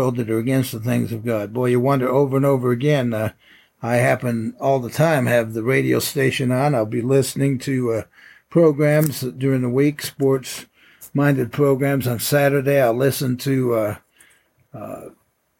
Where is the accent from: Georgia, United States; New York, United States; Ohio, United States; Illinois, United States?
New York, United States; upstate; moved away; when I was in upstate New York and I was running track and I set some school records